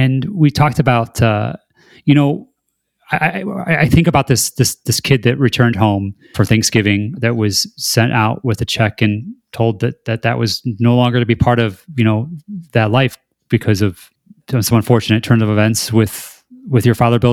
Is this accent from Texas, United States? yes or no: no; Michigan, United States; I'm from Michigan, and I farmed for a while myself